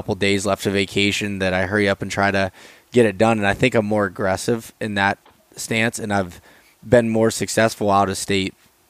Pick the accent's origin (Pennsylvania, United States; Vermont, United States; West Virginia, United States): Pennsylvania, United States; in Pennsylvania, it seems to take me, even though it's my home state and I know it better than ever